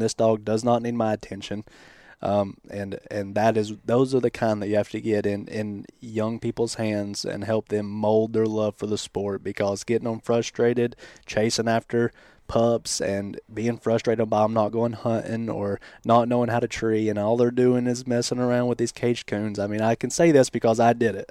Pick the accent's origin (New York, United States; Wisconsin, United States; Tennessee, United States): Tennessee, United States; Athens; moved away as an adult; now in Michigan, United States; I'm from Southeast Tennessee, a little town called Athens